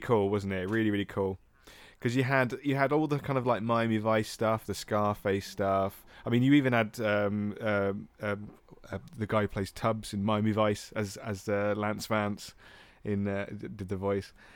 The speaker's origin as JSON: {"language": "English", "region": "England", "country": "United Kingdom", "said": "we're two English guys"}